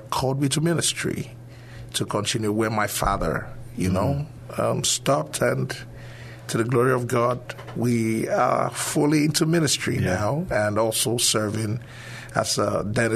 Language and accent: English; Nigeria; moved away; originally from Nigeria.